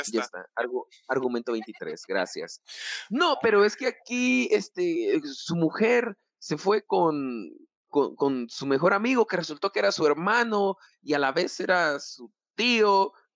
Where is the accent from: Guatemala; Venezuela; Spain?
Guatemala; así somos los chapines